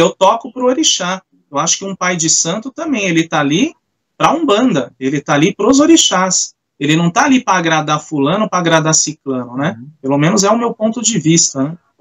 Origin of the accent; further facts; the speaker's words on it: São Bernardo do Campo, São Paulo, Brazil; eu sou aqui de São Bernardo